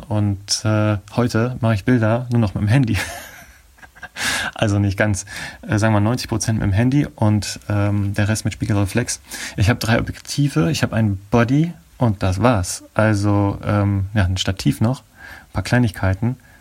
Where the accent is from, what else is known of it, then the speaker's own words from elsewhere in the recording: Nordenham, Lower Saxony, Germany; moved away; also born or lived in Oldenburg / Abu Dhabi / Essen; Dann sind wir wieder nach Deutschland zurückgekommen und an die Nordseeküste gezogen in eine kleine Stadt namens Nordenham. Und in der bin ich aufgewachsen und habe letztendlich mein Abi gemacht